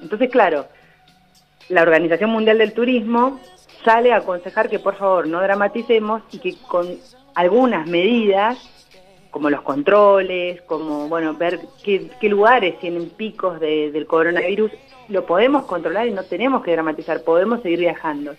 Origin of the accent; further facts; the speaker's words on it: Argentina; nos afecta a todos como argentinos